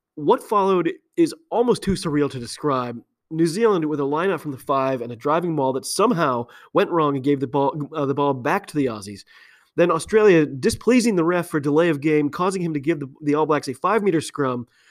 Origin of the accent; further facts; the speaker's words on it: United States; I'm an American